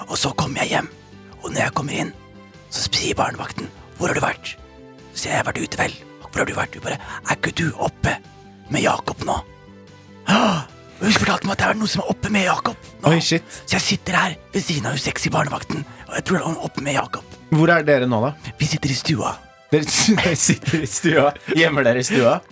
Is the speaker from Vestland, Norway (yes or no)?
yes; Bergen, Vestland, Norway; Jeg er fra Bergen!